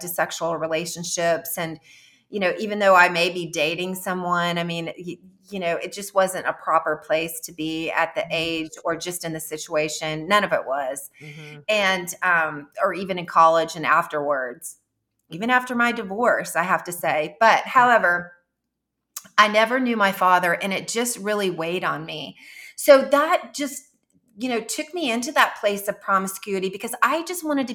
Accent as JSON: {"language": "English", "town": "Jefferson City", "country": "United States", "tie": "born or raised there", "moved": "as an adult", "said": "my hometown in Jefferson City"}